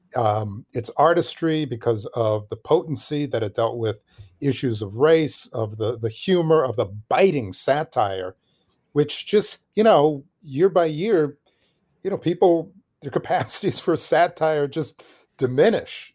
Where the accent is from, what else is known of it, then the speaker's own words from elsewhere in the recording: Milwaukee, Wisconsin, United States; moved away; I'm originally from Milwaukee, Wisconsin, which is, um, Milwaukee is a, it's a, it's a great city, city of my birth